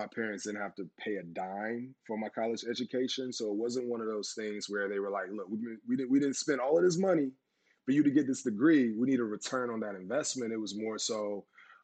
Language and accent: English; the South, Florida, United States; growing up in the South